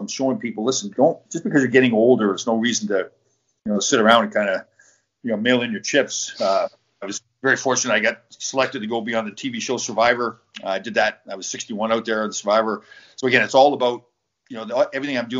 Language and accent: English; Canada; moved away as an adult; also born or lived in Michigan; I grew up in Canada on the dairy farm